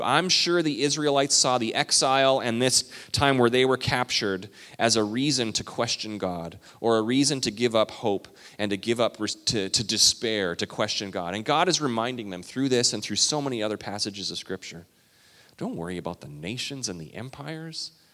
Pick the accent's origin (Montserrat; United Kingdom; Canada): Canada; I'm Canadian